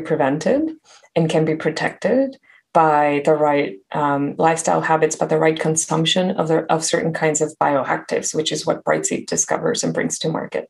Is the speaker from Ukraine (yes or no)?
no; Mexico; moved away; I grew up in Mexico